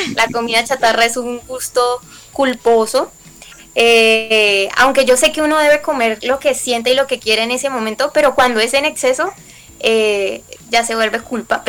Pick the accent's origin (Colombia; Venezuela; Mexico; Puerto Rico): Colombia; como colombiana